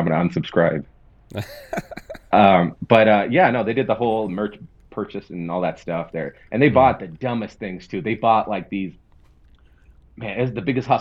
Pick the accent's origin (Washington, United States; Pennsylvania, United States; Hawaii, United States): Washington, United States; Seattle; I grew up in Seattle